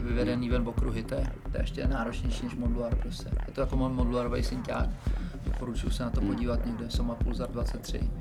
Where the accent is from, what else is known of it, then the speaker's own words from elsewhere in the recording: Prague, Czechia; jsem z Prahy